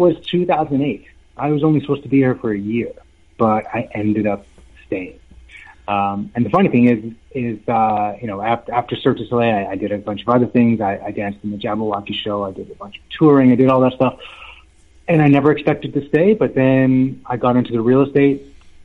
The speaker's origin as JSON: {"language": "English", "town": "Vancouver", "region": "British Columbia", "country": "Canada", "also_born_or_lived": "Europe", "moved": "as an adult", "lives_now": "Las Vegas, United States", "said": "I'm from Vancouver, Canada"}